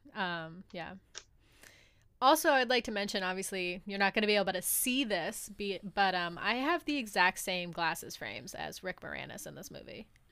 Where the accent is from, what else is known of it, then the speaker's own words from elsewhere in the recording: New England, United States; growing up in New England